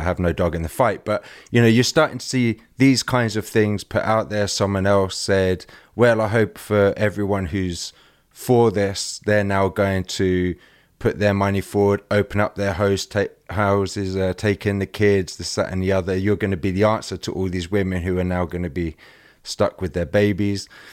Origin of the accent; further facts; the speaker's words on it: England, United Kingdom; I'm English.